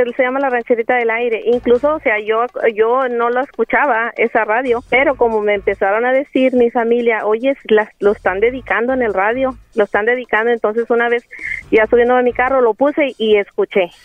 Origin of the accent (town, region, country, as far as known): Coahuila, Mexico; now in San Antonio, United States